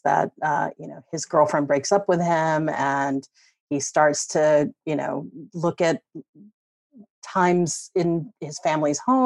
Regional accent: Georgia, United States; also born or lived in New York City; I grew up in Georgia, I grew up in the South

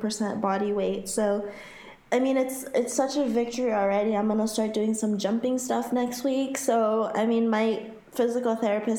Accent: Haiti; now in Florida, United States; Growing up in Haiti and living most of my life in Florida

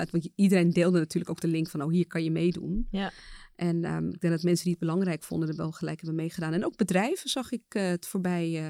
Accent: Suriname; Ik kom zelf uit Suriname en ik weet dat daar gewoon echt een nationale feestdag is.

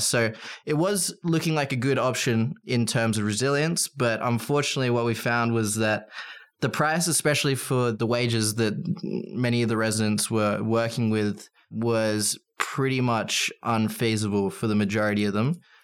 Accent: Australia; as an Australian

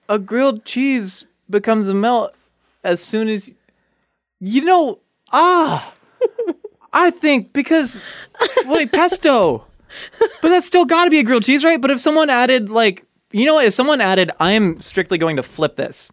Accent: Southern California, United States; now in Los Angeles, United States; growing up in Southern California, especially moving

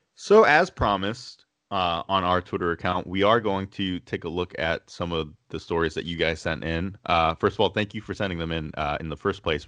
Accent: Chino, California, United States; born and raised in Chino, California

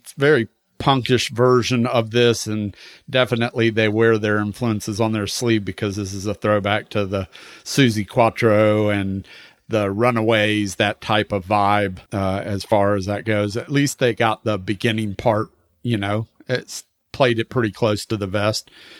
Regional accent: New York, United States; Well, and if you think about it, I mean, growing up in New York in the 70s, late 60s and the 70s, when punk was starting to make its way to New York

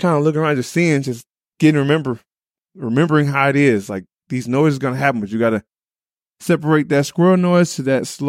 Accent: Illinois, United States; So when I moved to New Jersey, they actually gave me the name …. {S26} Oh, really? {S27} But I came from Illinois.

